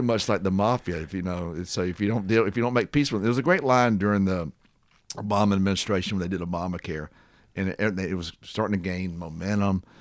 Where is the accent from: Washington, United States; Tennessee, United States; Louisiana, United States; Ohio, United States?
Tennessee, United States; Columbia; I grew up in Columbia, Tennessee during TVA.